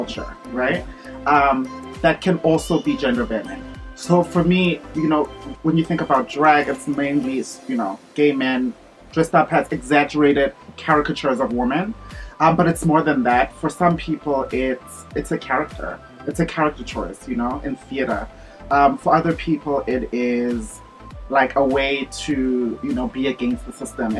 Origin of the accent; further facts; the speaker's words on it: Johannesburg, Gauteng, South Africa; moved away as an adult; also born or lived in United States / New York / China; growing up in Johannesburg